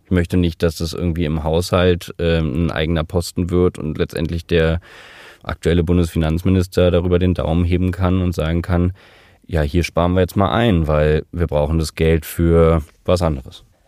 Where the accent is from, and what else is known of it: Germany